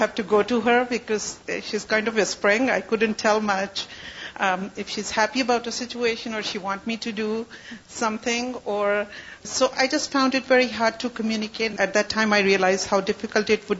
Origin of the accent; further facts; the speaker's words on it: Pakistan; moved away; I was born in Pakistan